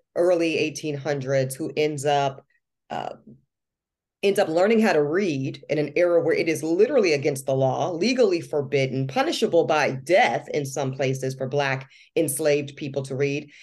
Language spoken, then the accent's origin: English; North Carolina, United States; also born or lived in Louisiana; I might have grown up in North Carolina, I was born in Louisiana